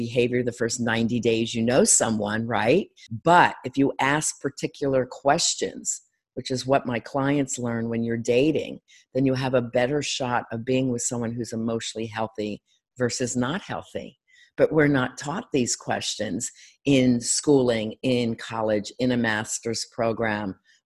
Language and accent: English; Delray Beach, Florida, United States; my hometown at Delray Beach area, Florida.